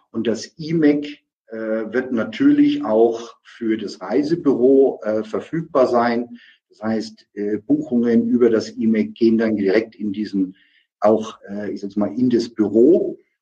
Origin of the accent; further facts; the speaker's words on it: Nuremberg, Bavaria, Germany; aus meiner Heimatstadt äh, Nürnberg-Fürth